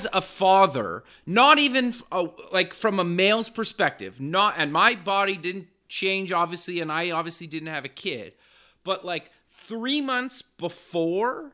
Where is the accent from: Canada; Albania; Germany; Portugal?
Canada; I'm Canadian